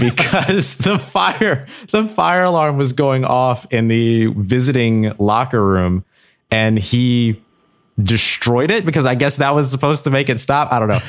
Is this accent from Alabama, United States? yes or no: no; New Orleans, Louisiana, United States; I grew up in the South. I grew up in New Orleans